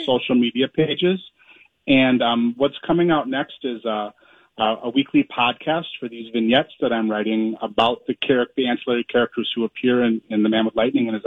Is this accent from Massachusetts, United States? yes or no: no; Minneapolis, Minnesota, United States; I grew up in South Minneapolis.